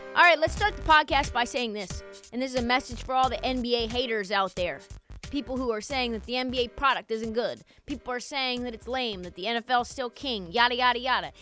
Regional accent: Portland, Oregon, United States; my hometown, Portland, Oregon

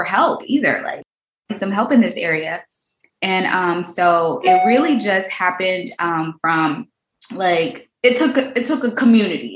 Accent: Houston, Texas, United States; I'm from Houston, Texas. I grew up in a, not so great neighborhood

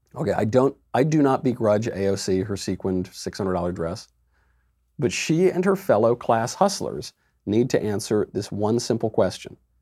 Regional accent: New York, United States; I'm a New Yorker. I was born in New York

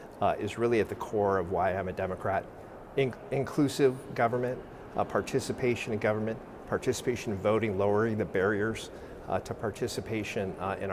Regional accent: South San Francisco, California, United States; That is my hometown

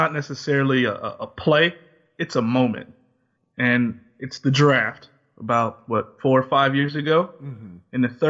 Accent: Jacksonville, Florida, United States; I'm from Duval.

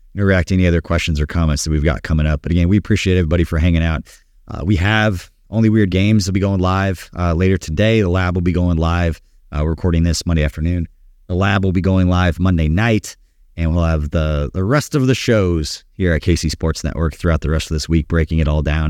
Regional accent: Kansas City, Missouri, United States; I grew up in Kansas City

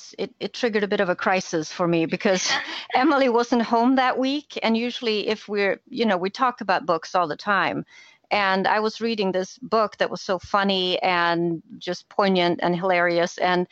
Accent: Sweden; English is a second language; moved away; I'm originally from Sweden, so we read a lot of Swedish picture books when you were little.

